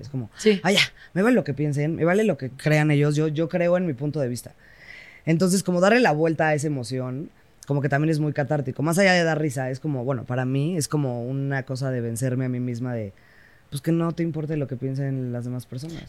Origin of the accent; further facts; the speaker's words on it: Querétaro, Mexico; yo crecí en Querétaro